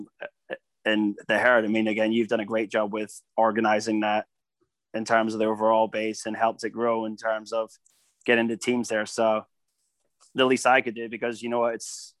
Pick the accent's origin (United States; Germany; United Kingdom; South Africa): United Kingdom; Scotland; I'm Scottish